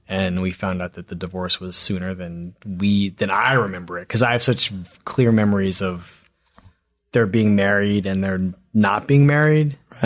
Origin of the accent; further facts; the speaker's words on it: Philadelphia, Pennsylvania, United States; I grew up in Philadelphia